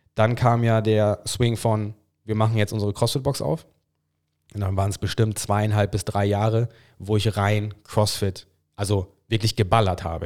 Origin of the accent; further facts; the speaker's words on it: England, United Kingdom; German is a second language; Ich bin Engländer